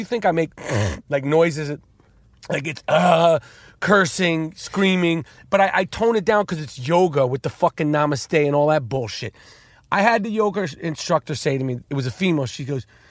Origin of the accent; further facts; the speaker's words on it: New York City, New York, United States; moved away; growing up in New York City when we were there